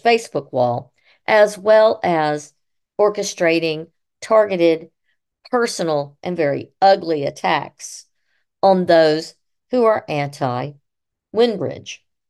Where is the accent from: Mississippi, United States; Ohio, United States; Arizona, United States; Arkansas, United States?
Mississippi, United States; Columbus; also born or lived in Syracuse, New York / Utah / Maryland / Illinois; I live in Columbus, Mississippi, and attend Saint Paul's Church on occasion, and I am a hip-, public historian. I grew up on Third Avenue South in the Historic District